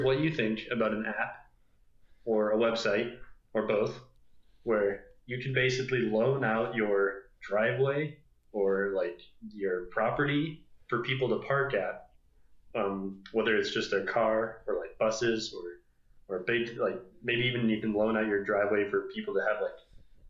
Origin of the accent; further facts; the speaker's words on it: Vail, Colorado, United States; growing up in Vail